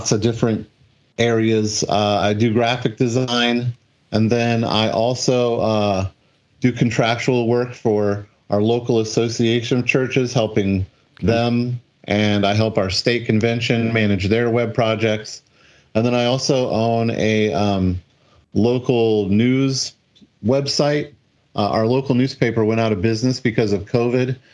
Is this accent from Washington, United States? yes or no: yes; Washington, United States; moved away as an adult; also born or lived in Dayton / Seattle / Taiwan / Maryland; moved back to Washington State